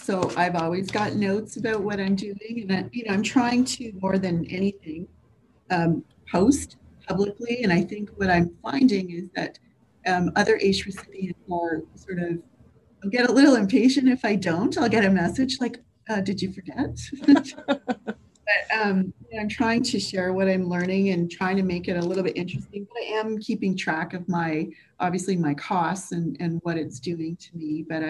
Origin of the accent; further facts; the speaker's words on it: Quebec, Canada; I come from actually a really poor family. And I grew up in Quebec. We moved a lot, and that's poverty does that, right?